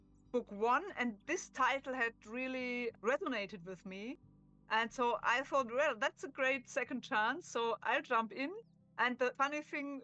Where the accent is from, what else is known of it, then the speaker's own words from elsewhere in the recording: Germany; accent: German; English is a second language; I'm German, as you can hear from my accent.